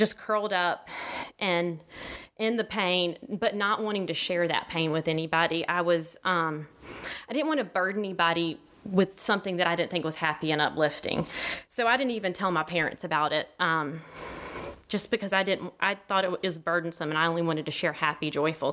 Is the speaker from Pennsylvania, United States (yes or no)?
no; Gulf Breeze, Florida, United States; also born or lived in Bluff Park; So I was born in Gulf Breeze, Florida, and I have a fellow Gulf Breeze friend in the audience with me today, Kelly. And I grew up in it's a small community